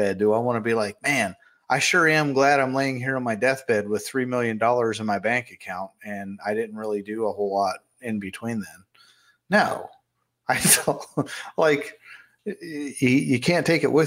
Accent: Fairmont, West Virginia, United States; my hometown, Fairmont, West Virginia

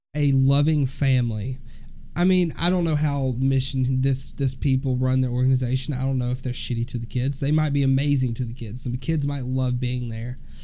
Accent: Alabama, United States; we're from Alabama. We are from the deep South Bible Belt.

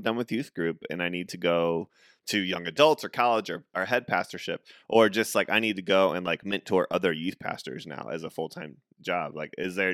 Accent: St. Louis, Missouri, United States; I just go St. Louis

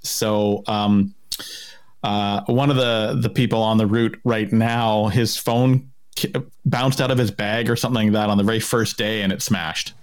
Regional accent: Kamloops, British Columbia, Canada; also born or lived in St. Albert, Alberta; I grew up in Kamloops

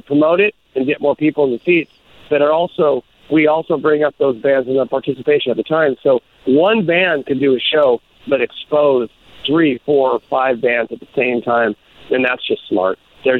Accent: Longview, Washington, United States; also born or lived in Kelso / Europe; now in Tacoma, United States; I was I grew up in Kelso and Longview, but then transplanted after a stint over playing in a band in Europe. Moved back to Tacoma. And so, you know, that the Pacific Northwest is my roots.

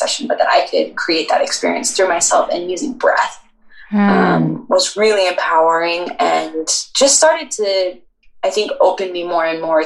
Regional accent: Boulder, Colorado, United States; I lived in Boulder my whole life

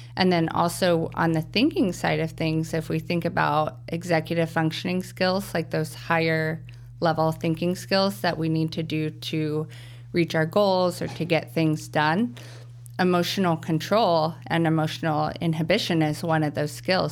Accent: Wichita, Kansas, United States; now in Chicago, United States; I'm of a different culture because I'm from Kansas

